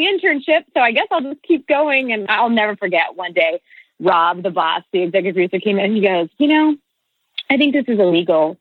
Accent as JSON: {"language": "English", "region": "northeastern Kansas", "country": "United States", "tie": "born or raised there", "said": "So I grew up in Kansas. I am from northeastern Kansas, sort of outside of Kansas City."}